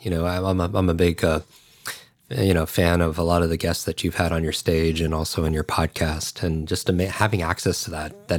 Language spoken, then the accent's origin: English; Westchester, New York, United States; I grew up outside of New York City in Westchester, New York, and we were a block away from a firehouse.